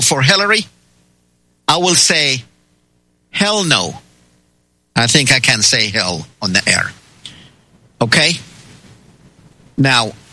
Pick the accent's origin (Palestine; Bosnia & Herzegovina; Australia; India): Palestine; now in United States; But we all Americans and Palestinian because I'm from Palestine originally. And now I am proud to say I'm an American.